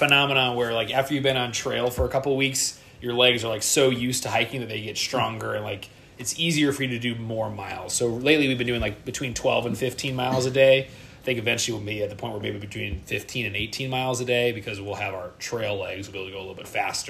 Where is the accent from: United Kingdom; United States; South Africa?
United States; Midwest; I'm from the Midwest